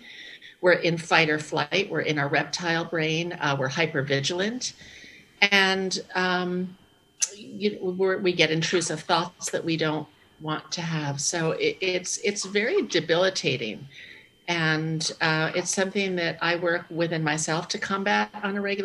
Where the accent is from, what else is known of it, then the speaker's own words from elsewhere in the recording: New York City, New York, United States; I'm from New York City, you know, where crime has gone up 740%